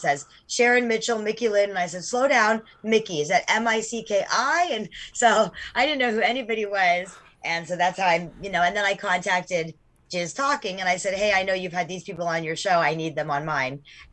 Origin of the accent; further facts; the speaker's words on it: Sweden; moved away; I'm from Sweden, so I speak fluent Swedish.